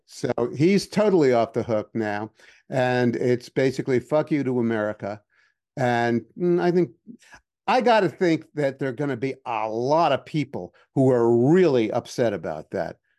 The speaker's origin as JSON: {"language": "English", "town": "New York City", "region": "New York", "country": "United States", "tie": "born or raised there", "moved": "as an adult", "said": "I grew up in Manhattan and I, you know, I was a teenager there"}